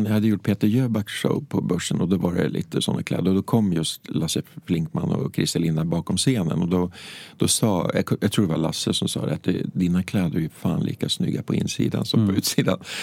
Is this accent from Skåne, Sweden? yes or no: no; Hökåsen, Västmanland, Sweden; hemma i Hökåsen